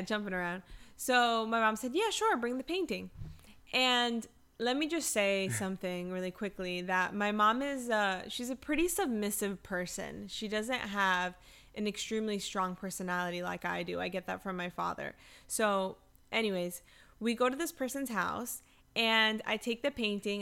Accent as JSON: {"language": "English", "region": "South Florida", "country": "United States", "tie": "born or raised there", "said": "I'm born and raised in South Florida"}